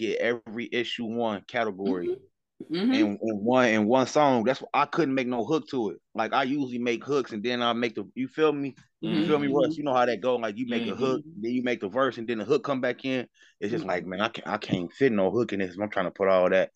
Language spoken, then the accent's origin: English; Dayton, Ohio, United States; I'm from Dayton, Ohio